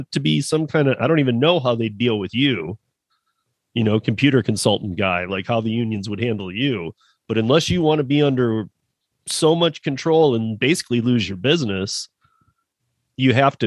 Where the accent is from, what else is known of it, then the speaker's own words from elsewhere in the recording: Michigan, United States; moved away; my dad was self-employed when I was born in Michigan